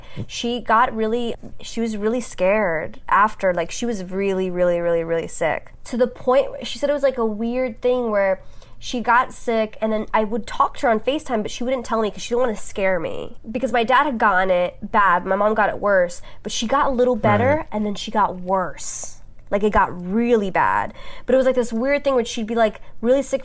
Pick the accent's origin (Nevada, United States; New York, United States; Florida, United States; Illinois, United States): New York, United States; New York City; moved away as an adult; now in Los Angeles, United States; I grew up on Staten Island